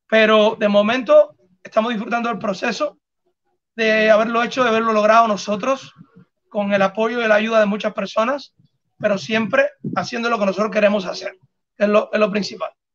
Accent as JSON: {"language": "Spanish", "country": "Cuba", "said": "somos los tres cubanos"}